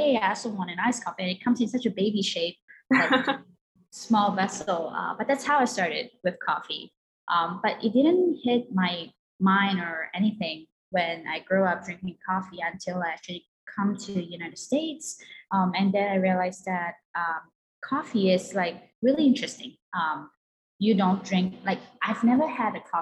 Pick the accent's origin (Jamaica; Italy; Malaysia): Malaysia; moved away as an adult; now in New York City, United States; I was born and raised in Malaysia, and I moved here about 10 years ago.